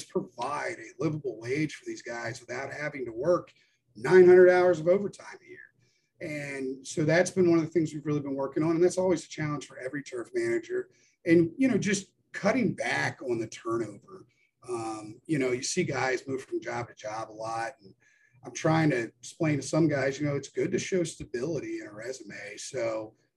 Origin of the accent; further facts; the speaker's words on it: Atlanta, Georgia, United States; I'm originally from Atlanta, so I have the Chattahoochee that runs through here